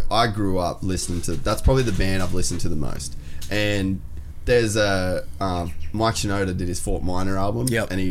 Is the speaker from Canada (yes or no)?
no; Cairns, Queensland, Australia; moved away as an adult; also born or lived in United States; when I was a kid growing up in Cairns